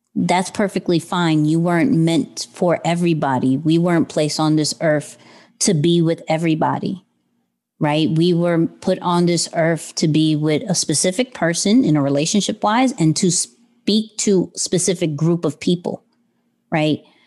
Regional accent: New York City, New York, United States; I'm still kid from Queens

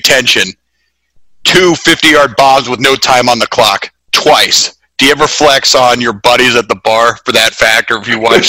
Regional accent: Columbus, Ohio, United States; I grew up in Columbus

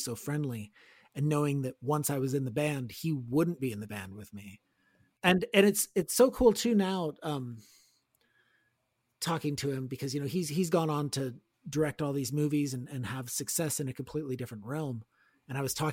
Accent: Gilroy, California, United States; how we grew up down in Gilroy

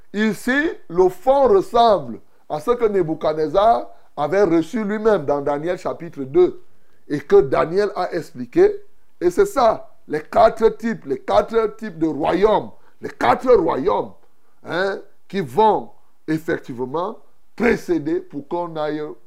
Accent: Cameroon; chez nous au Cameroun

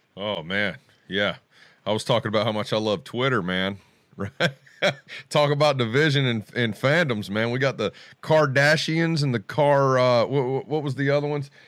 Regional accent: Charlotte, North Carolina, United States; born or raised there

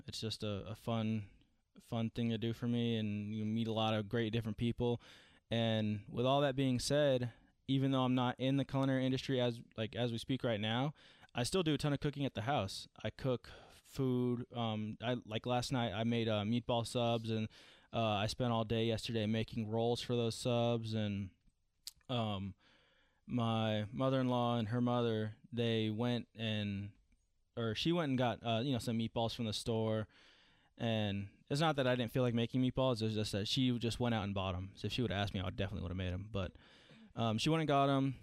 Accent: Franklin, Tennessee, United States; I was born in Franklin, Tennessee. I've only lived in Tennessee

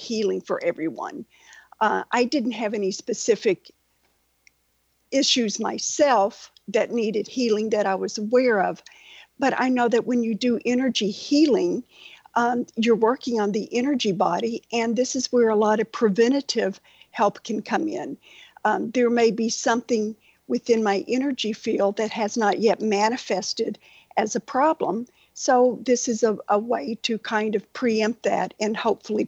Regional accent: Western Kentucky, United States; now in Naples, Florida, United States; I grew up in Western Kentucky

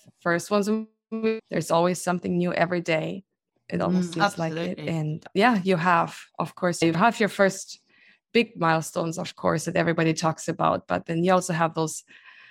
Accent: Germany; moved away as an adult; now in United States; I am originally from Germany, so born and grown up there

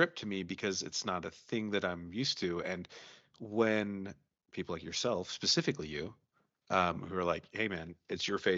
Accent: Salt Lake City, Utah, United States; I grew up in Salt Lake.

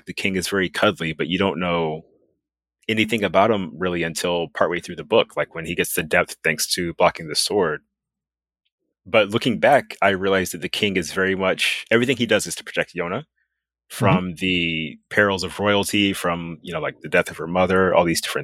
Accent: United States; I'm from America

